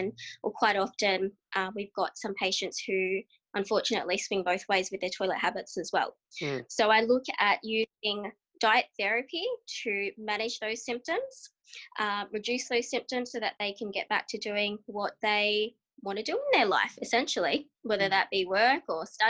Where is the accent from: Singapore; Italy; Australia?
Australia; I am a dietitian from Australia